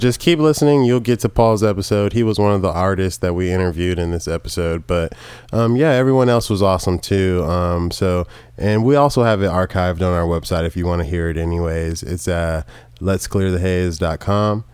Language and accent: English; the South, United States; we're two dudes from the South